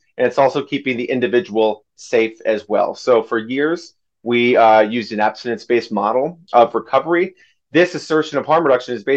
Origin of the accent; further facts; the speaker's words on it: Grand Rapids, Minnesota, United States; as well as a 988 suicide de-escalator in my hometown of Grand Rapids, Minnesota